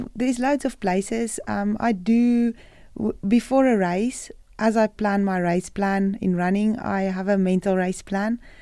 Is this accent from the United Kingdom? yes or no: no; South Africa; moved away as an adult; I'm a South African